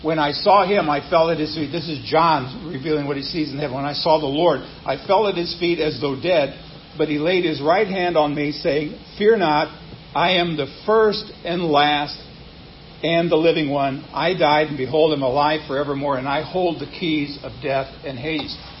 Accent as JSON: {"language": "English", "region": "Nebraska", "country": "United States", "tie": "born or raised there", "moved": "yes", "said": "growing up in Nebraska, being a Cornhusker fan"}